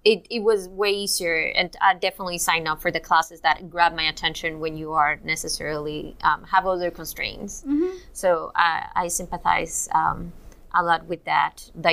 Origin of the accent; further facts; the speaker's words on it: Cuba; now in United States; when I moved from Cuba to here, basically I started in community college.